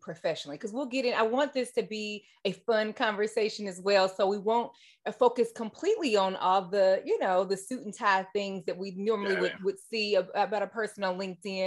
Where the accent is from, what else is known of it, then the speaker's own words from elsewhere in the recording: Kentucky, United States; now in Research Triangle, North Carolina, United States; I'm from the Midwest too, from Kentucky.